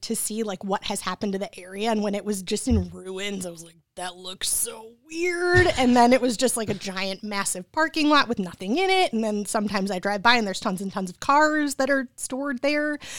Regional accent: Troy, Michigan, United States; also born or lived in Royal Oak, Michigan / East Lansing, Michigan / Lake Orion, Michigan; I was born in Royal Oak, and then I grew up in Troy

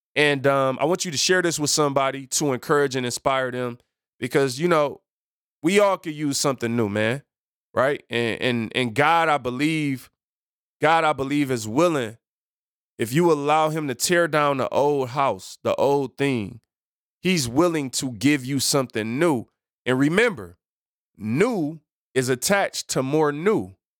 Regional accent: Detroit, Michigan, United States; I am from Seven Mile, people. Detroit, born and raised

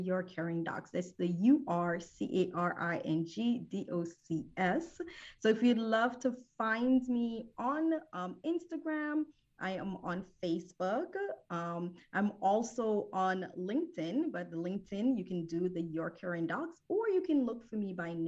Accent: New Jersey, United States; moved away as an adult; also born or lived in Jamaica / Philadelphia, Pennsylvania; now in Houston, United States; I am originally from Jamaica, the West Indies, so I'm a Caribbean queen. I was raised in New Jersey.

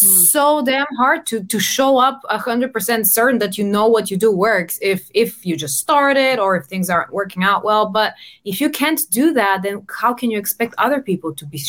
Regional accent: Bulgaria; English is a second language; now in London, United Kingdom; I come from Bulgaria, but I've lived all around. I'm based in London.

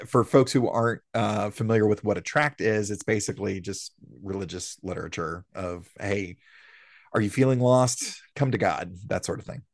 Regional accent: the South, United States; we're born and raised in the South

